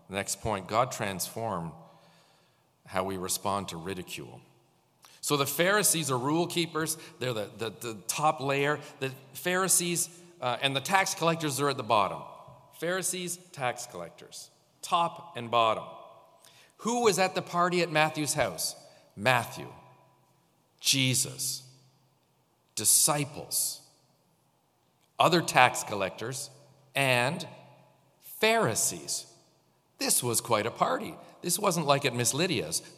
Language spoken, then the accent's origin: English; St. Catharines, Ontario, Canada; born there; You know, I was born in St. Catharines. Do you know that? I was born in Hotel Dieu when the old hospital. I was born here.